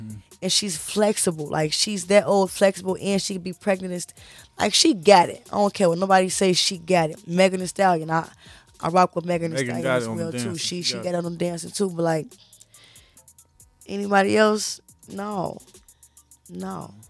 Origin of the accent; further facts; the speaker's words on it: Maywood, Illinois, United States; I grew up in Maywood.